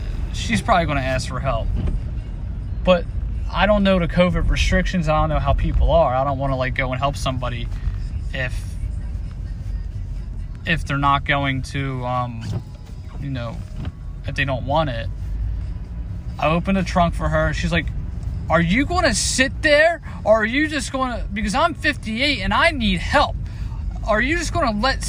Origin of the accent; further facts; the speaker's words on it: United States; as an American